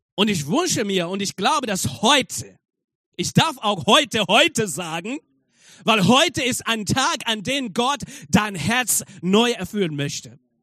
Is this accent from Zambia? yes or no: yes; Zambia; German is a second language; now in Germany; ich komme aus Sambia und ich war äh, dort in Sambia in einem Gefängnis, um die Botschaft zu verkünden